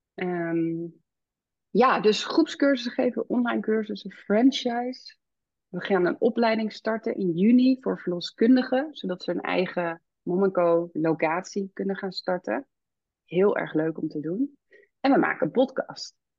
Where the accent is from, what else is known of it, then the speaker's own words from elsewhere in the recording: Amsterdam, North Holland, Netherlands; moved away as an adult; now in Ede, Netherlands; wij woonden altijd in Amsterdam. En we zijn echt Amsterdammers, zeg maar, die uh, verhuisd zijn naar de natuur.